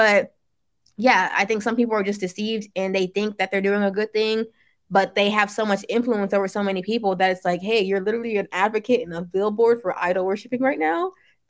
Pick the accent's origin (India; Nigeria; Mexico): Nigeria; even though you want to get closer to your African roots, me being Nigerian, I'm fully aware that like, hey, some of my ancestors were worshiping idols.